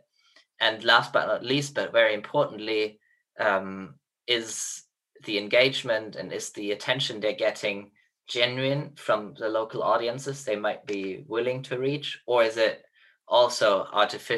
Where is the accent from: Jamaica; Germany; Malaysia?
Germany; now in Oxford, United Kingdom; interned in a diplomatic mission of my home country, Germany